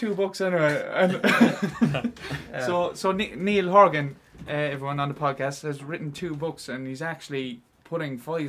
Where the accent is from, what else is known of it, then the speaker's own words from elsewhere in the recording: Cork, Munster, Ireland; we're all from Cork